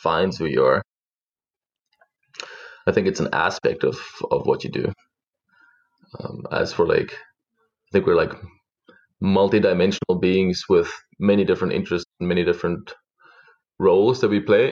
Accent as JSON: {"language": "English", "region": "Mpumalanga", "country": "South Africa", "tie": "born or raised there", "also_born_or_lived": "Middelburg / Bethal", "moved": "as an adult", "lives_now": "Vancouver, Canada", "said": "I'm originally from South Africa. I was born in a little country farm, grew up between a farm and a country town."}